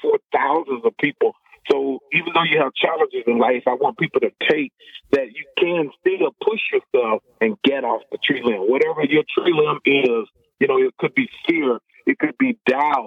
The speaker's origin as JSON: {"language": "English", "town": "Little Rock", "region": "Arkansas", "country": "United States", "tie": "born or raised there", "also_born_or_lived": "Des Moines, Iowa", "moved": "as an adult", "said": "when I go back home where I grew up in Little Rock, Arkansas"}